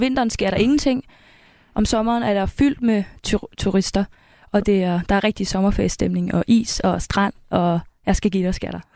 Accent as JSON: {"language": "Danish", "town": "Karrebæksminde", "region": "Zealand", "country": "Denmark", "tie": "born or raised there", "moved": "yes", "said": "født og opvokset, plejer jeg bare at sige, men jeg har boet der hele mit liv"}